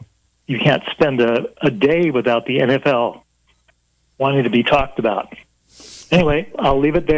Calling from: Moscow, Idaho, United States; from Moscow, Idaho.

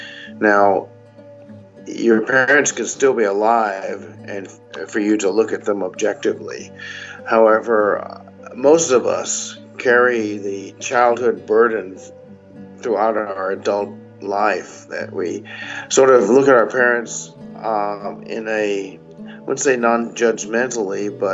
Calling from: Burbank, California, United States; I'm calling from Burbank, California. And I guess you'd say I'm over 60.

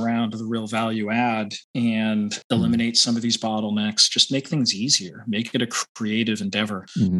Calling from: Boston, Massachusetts, United States; I'm in the East Coast around Boston.

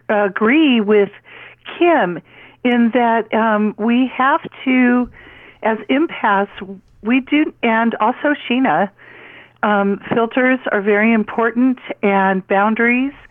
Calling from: Calabasas, California, United States; from Calabasas.

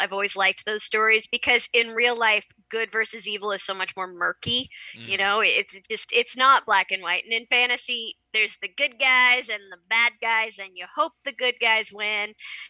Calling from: Kansas, United States

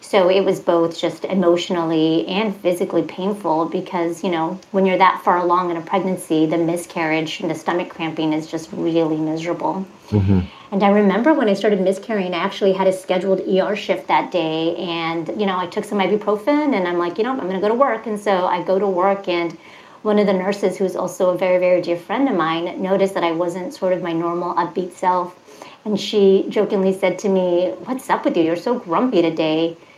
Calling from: outside San Francisco, California Bay Area, United States; I'm calling from the California Bay Area in Northern California, specifically right outside of San Francisco.

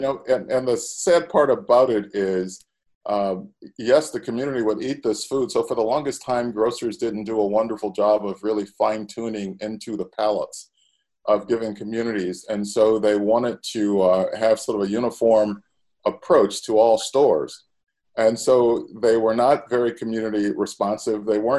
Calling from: Chicago, Illinois, United States; I am calling from Chicago this morning.

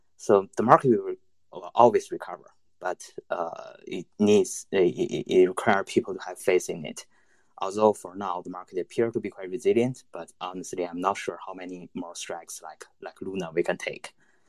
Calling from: China; I'm connecting from mainland China. I think my connection might not be that stable.

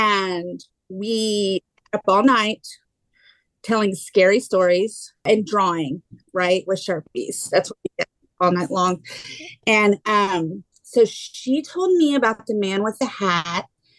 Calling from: Houston, Texas, United States; I'm in Houston, Texas.

